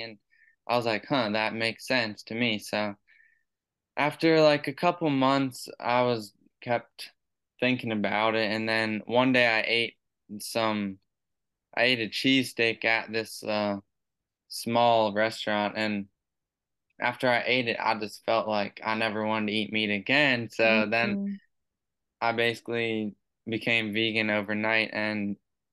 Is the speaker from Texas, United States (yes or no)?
no; Maryland, United States; moved away as an adult; now in Ware Shoals, United States; I'm actually originally from Maryland, but I moved down here in the middle of 2021